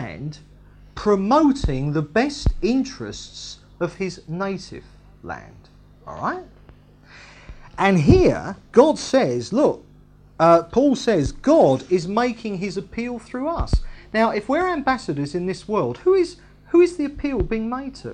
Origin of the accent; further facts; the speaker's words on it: England, United Kingdom; I am technically English